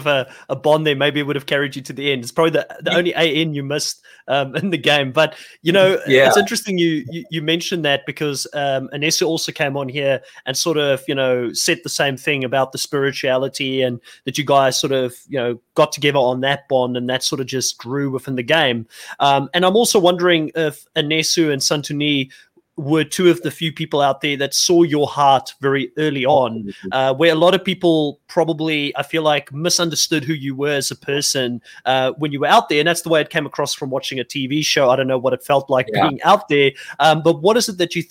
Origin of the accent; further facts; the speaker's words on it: South Africa; me as a South African